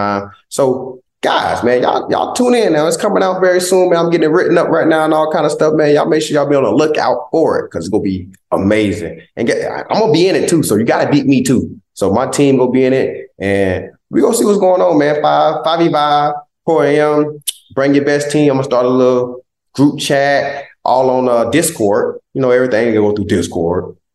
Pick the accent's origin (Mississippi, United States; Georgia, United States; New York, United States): Georgia, United States; Southeast; moved away; also born or lived in Philadelphia; He's one of our biggest role models in Southeast Georgia